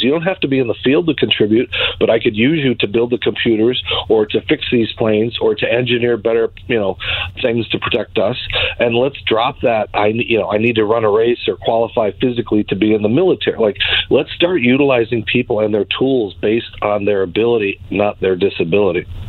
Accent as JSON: {"language": "English", "region": "Arizona", "country": "United States", "tie": "born or raised there", "also_born_or_lived": "Minnesota / Connecticut", "moved": "as an adult", "said": "born uh, and raised in Arizona"}